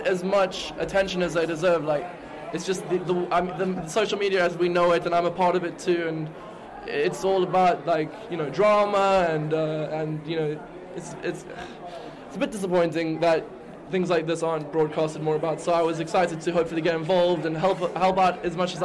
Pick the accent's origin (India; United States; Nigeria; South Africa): South Africa; moved away as an adult; now in London, United Kingdom; I'm originally from South Africa. I moved here like a few years ago